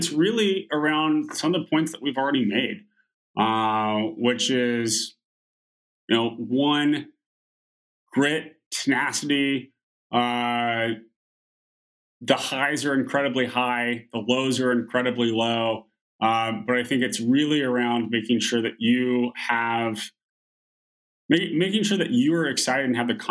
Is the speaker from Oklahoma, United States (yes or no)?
yes; Oklahoma, United States; moved away; growing up in Oklahoma, very few of my friends left sort of the Oklahoma and Texas area to go to university